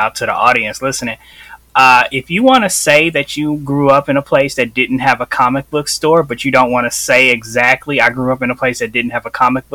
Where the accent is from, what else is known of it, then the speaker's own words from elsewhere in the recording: Chicago, Illinois, United States; I grew up in Chicago